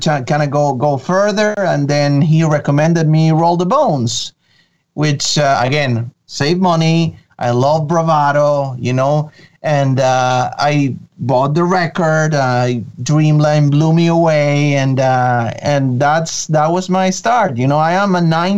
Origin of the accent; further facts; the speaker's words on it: Venezuela; first language Spanish; English is a second language; moved away; I'm originally from Venezuela in South America